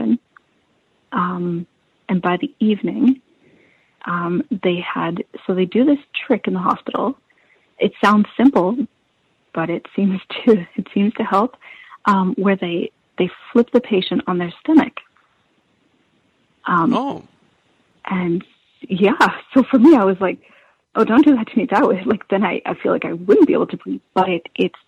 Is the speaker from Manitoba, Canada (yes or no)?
yes; Steinbach, Manitoba, Canada; growing up in Steinbach.